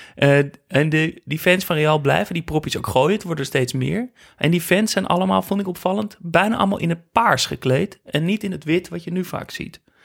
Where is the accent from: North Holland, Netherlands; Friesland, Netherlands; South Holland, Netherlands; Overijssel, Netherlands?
North Holland, Netherlands; Amsterdam; ik kom uit Amsterdam en uh, uit een familie met, met, met eh, Ajax-liefhebbers